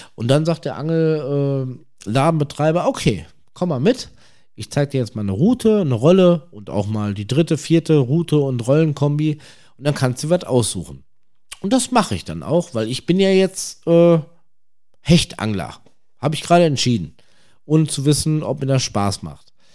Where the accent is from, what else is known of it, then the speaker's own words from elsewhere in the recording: North Rhine-Westphalia, Germany; aus der Region, woher ich komme, ich komme aus NRW